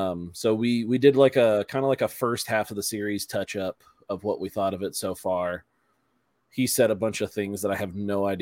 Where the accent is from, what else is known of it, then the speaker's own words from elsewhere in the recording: Long Beach, California, United States; I grew up in Long Beach, California, 20 minutes away from Disneyland.